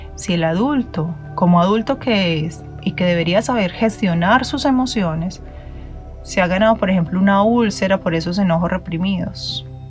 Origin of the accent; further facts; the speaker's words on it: Medellín, Antioquia, Colombia; como decimos en mi tierra en Medellín